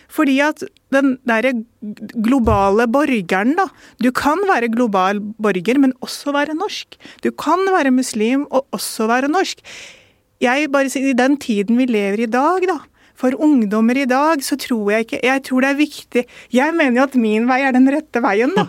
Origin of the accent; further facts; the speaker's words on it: Norway; barn av innvandrere, første kullet som eh, ble født i Norge